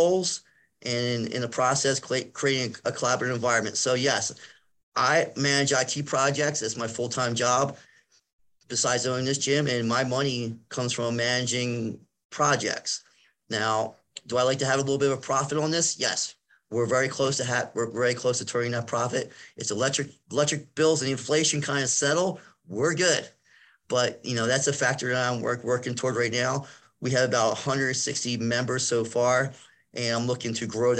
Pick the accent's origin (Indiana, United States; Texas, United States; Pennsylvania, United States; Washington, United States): Pennsylvania, United States; Philadelphia; accent: Philadelphia; I'm from Philadelphia, so I say shore and I say water a lot. So I have an accent.